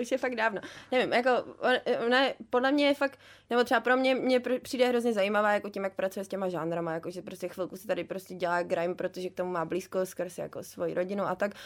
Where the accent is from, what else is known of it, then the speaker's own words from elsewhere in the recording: Prague, Czechia; jsem z Prahy